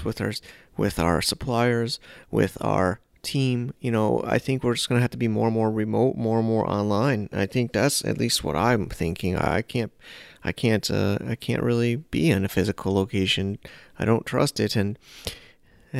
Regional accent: United States; also born or lived in New York City; now in China; I'm an American

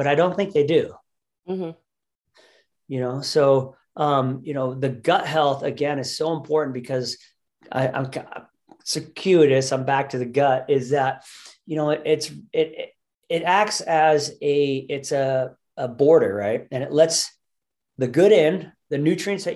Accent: United States; our society we as American humans

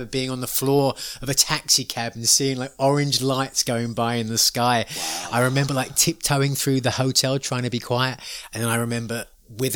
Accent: United States; we're tourists, we're from America

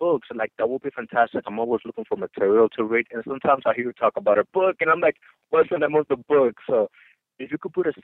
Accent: Dominican Republic; moved away; I'm from the Dominican Republic

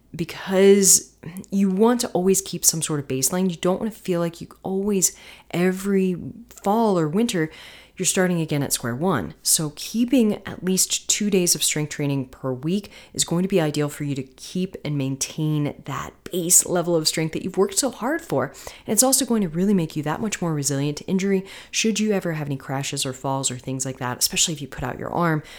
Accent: Florida, United States; moved away; also born or lived in North Carolina; Florida, where there are no mountains, which is my home state.

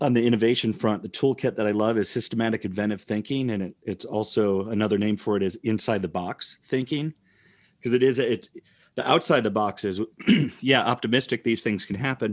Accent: Rockford, Illinois, United States; now in Iowa, United States; I grew up in Rockford, Illinois.

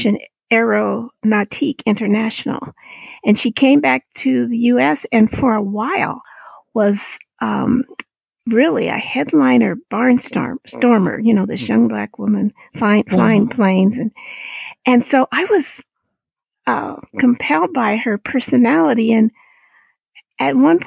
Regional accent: Colorado, United States; I grew up in the Black church here in Colorado

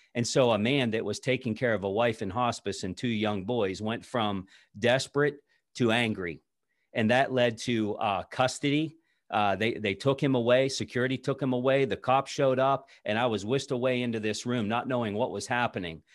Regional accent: south of Pittsburgh, southwestern Pennsylvania, United States; I grew up in southwestern Pennsylvania, just south of, uh, the city of Pittsburgh

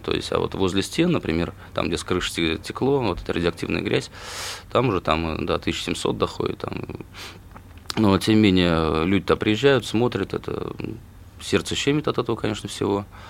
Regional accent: Saransk, Mordovia, Russia; я родом из Саранска

